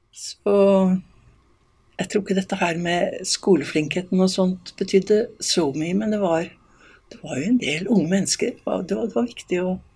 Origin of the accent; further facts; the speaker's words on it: Eastern Norway, Norway; now in Voss, Norway; Som østlending